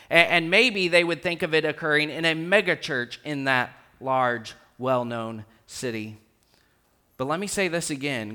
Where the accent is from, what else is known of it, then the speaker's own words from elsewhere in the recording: Rockport, Texas, United States; I grew up in Rockport, Texas